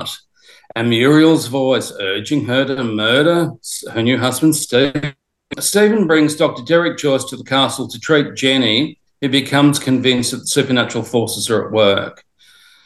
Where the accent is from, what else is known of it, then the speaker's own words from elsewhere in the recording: Australia; growing up in Australia